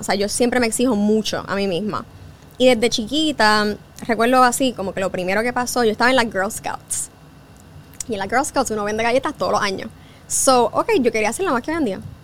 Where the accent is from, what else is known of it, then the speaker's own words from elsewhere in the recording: Puerto Rico; moved away as an adult; also born or lived in New York; Yo soy boricua